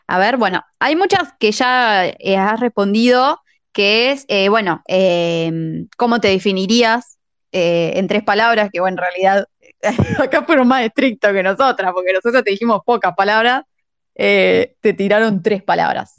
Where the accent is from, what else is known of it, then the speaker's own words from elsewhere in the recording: La Pampa, Argentina; moved away as an adult; now in La Plata, Argentina; nosotras somos también, nosotras somos de La Pampa